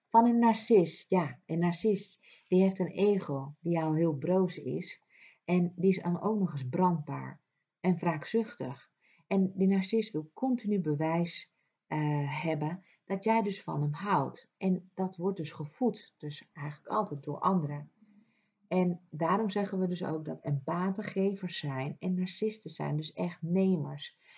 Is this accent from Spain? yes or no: yes; Ibiza, Balearic Islands, Spain; moved away; eiland Ibiza, wat voor veel mensen bekend staat als een feesteiland, maar voor mij niet. Ik ben daarin opgegroeid